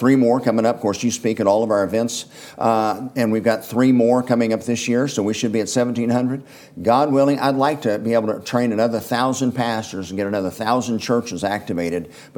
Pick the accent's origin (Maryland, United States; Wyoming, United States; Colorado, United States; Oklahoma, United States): Oklahoma, United States; Edmond; I've done so many charitable things in my hometown and have always chosen to live there